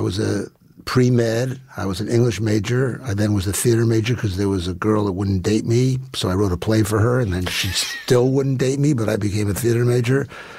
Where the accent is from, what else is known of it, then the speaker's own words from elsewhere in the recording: New York City, New York, United States; And I grew up in Manhattan.